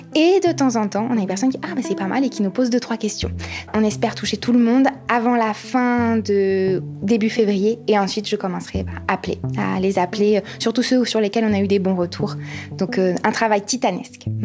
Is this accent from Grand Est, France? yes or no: yes; Épinal, Grand Est, France; now in Saint-Dié-des-Vosges, France; je suis née à Épinal et je suis donc vosgienne. J'habite à Saint-Dié euh, depuis euh, un peu plus de deux ans